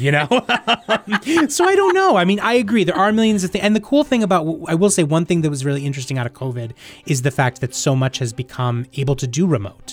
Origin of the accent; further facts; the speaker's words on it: New Hampshire, United States; moved away as an adult; also born or lived in New York; I am from New Hampshire, but I haven't always lived here